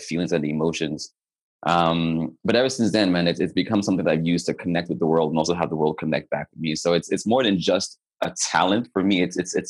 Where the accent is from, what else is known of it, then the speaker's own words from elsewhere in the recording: Nigeria; also born or lived in Germany; now in Canada; I'm a Nigerian-born, Canadian-living, dual citizenship, German-rooted singer, songwriter, producer